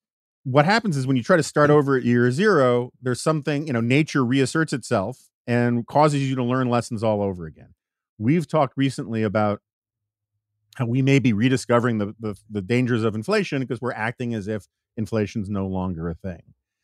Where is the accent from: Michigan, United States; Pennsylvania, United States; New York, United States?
New York, United States; New York City; particularly in the city I grew up in New York City.